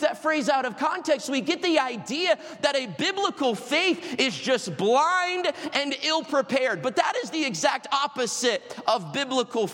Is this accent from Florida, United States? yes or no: yes; Florida, United States; I'm from Florida. I'm not used to the winter of Michigan in March